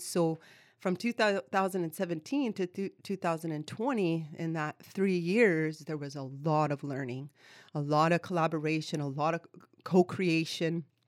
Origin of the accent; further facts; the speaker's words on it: Kahnawake, Quebec, Canada; moved away as an adult; also born or lived in Vancouver, British Columbia; now in Victoria, Canada; I am Ganyatgahaga from Ganawaga, which is located in the province of Quebec, about twenty minutes outside of Montreal, where I was born and raised. Grew up on reserve with my family, my community, my culture.